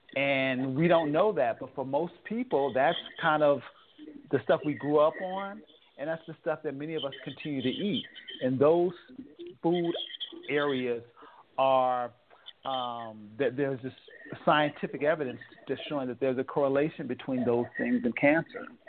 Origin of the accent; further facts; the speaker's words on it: Oakland, California, United States; I'm from Oakland, California